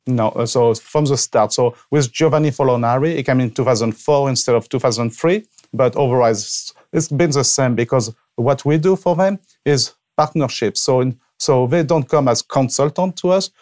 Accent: Avignon, Provence-Alpes-Côte d'Azur, France; moved away as an adult; now in Washington State, United States; I was born and raised in France, obviously, and so in the south of France, in, uh, Provence, Avignon

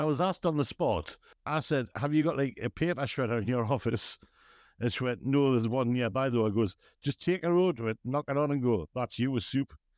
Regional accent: West Moor, North East England, United Kingdom; I was from West Moor

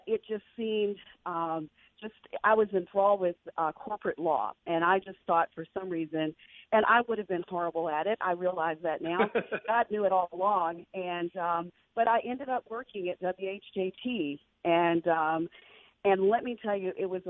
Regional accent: Crystal Springs, Mississippi, United States; I grew up in Crystal Springs, Mississippi.

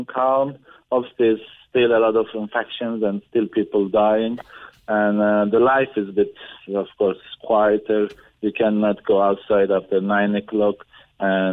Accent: Ankara, Turkey; moved away; we are from Ankara, it's the capital of the Turkey

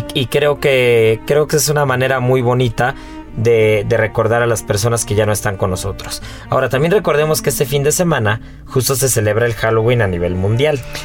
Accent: Mexico; nos define como mexicanos

